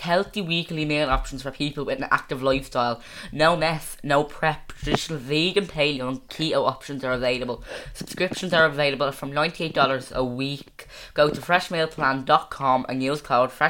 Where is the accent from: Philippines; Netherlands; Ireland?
Ireland; I'm not American, I'm Irish